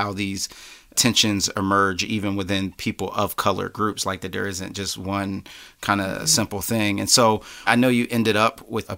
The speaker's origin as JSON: {"language": "English", "town": "Philadelphia", "region": "Pennsylvania", "country": "United States", "tie": "born or raised there", "said": "growing up in Philly"}